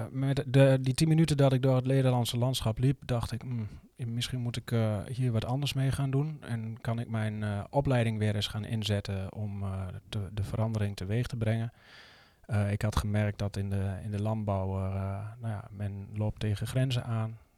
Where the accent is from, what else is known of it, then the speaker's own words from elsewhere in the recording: Netherlands; moved away as an adult; ik ben geboren in Nederland en opgegroeid in Nederland.